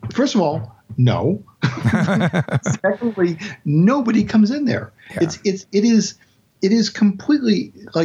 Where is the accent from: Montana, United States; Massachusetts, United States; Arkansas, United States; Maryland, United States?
Massachusetts, United States; moved away as an adult; also born or lived in New Hampshire / New York; now in Louisville, United States; I grew up in Massachusetts and we had a house in Hampshire.